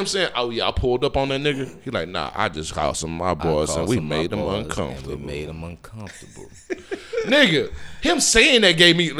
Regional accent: Houston, Texas, United States; I'm from Cashmere Gardens. I know. I know where the Hester house is at.

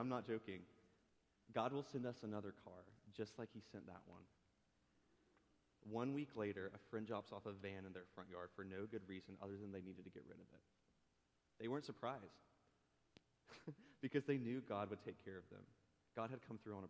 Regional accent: Nahunta, Georgia, United States; moved away; small town Nahanna, Georgia, southeast Georgia

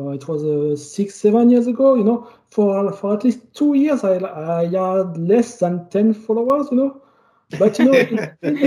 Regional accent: Calais, Hauts-de-France, France; accent: French; English is a second language; I was born in Calais. I don't know if you know it. It's in northern France.

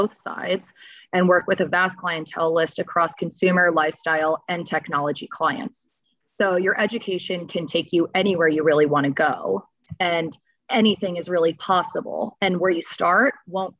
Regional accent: Boston, Massachusetts, United States; also born or lived in Florida; now in Los Angeles, United States; I'm originally from Boston

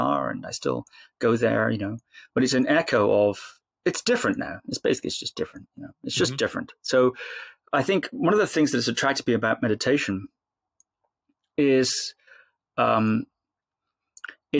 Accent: Shetland Islands, Scotland, United Kingdom; when I was a little boy growing up on the Shetland Islands, about 5 years old

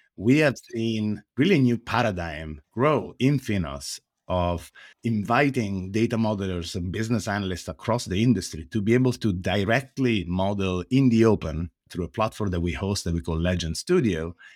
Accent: Italy; accent: Italian; English is a second language; now in San Francisco, United States; As you can probably hear from my accent, I am Italian, but I'm based in the Silicon Valley.

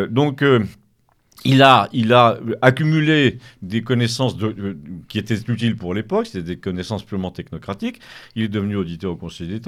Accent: Auvergne-Rhône-Alpes, France; suis savoyard, savoisien, parce que savoisien c'est très politique.

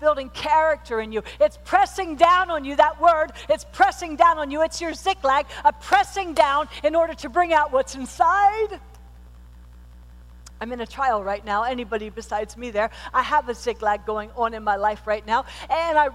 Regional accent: Pennsylvania, United States; I was born and raised in Pennsylvania, and we lived on this rural highway

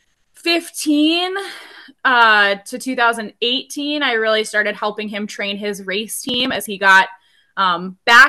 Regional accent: Rice Lake, Wisconsin, United States; moved away as an adult; now in Alaska, United States; I'm actually from Rice Lake, Wisconsin, which is about an hour north of Eau Claire.

